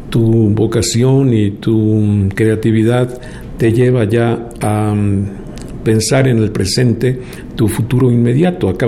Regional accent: Mexico City, Mexico; En la Ciudad de México.

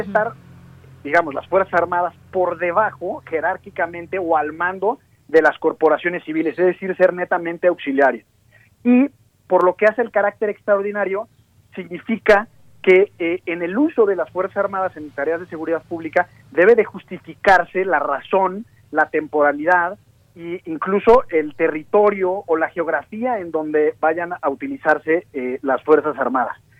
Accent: Mexico; nosotros como mexicanos

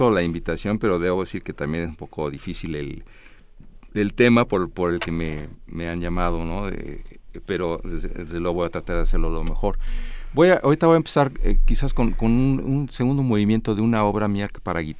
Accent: United States; born there; por haber nacido fuera de, yo nací en Estados Unidos

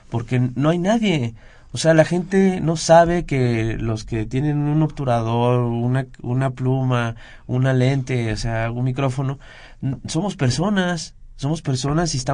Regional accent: Veracruz, Mexico; soy jarocho

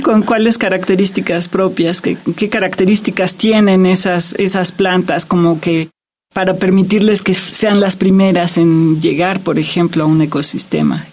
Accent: Mexico; somos mexicanos

